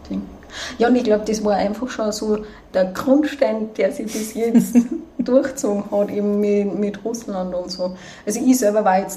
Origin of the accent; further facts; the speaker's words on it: Hinterstoder, Upper Austria, Austria; Also ich bin in Hinterstoder aufgewachsen bis zur Hauptschule.